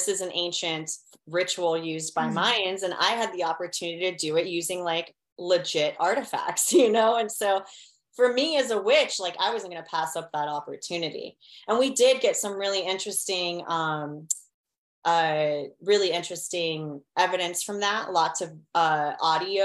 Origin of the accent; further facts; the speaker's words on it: Miami, Florida, United States; I grew up in Miami. We've got a lot of Latin American cultures out here